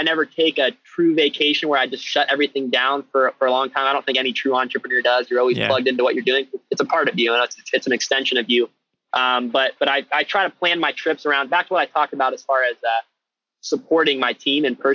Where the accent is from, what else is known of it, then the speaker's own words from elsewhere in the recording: Ohio, United States; I'm from Ohio in the US, which is the middle part of the country